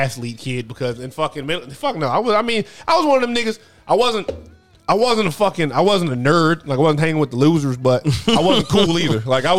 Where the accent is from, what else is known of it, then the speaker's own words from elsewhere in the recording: Columbia, Maryland, United States; also born or lived in Capitol Heights, Maryland / Upper Marlboro, Maryland / Laurel, Maryland; Capitol Heights, Upper Marlboro, then like Laurel around like 11, like around that age, and then Columbia after that. That's where I went to high school. Went to middle school there too, so basically Columbia.